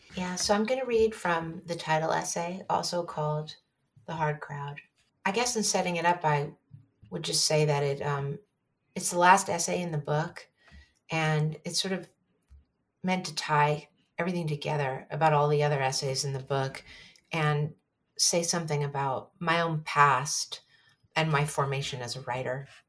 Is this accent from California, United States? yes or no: yes; San Francisco, California, United States; growing up in San Francisco